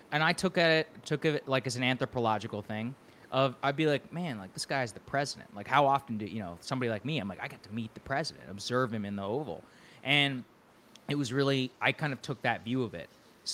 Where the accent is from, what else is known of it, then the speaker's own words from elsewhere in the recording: Texas, United States; I'm from Texas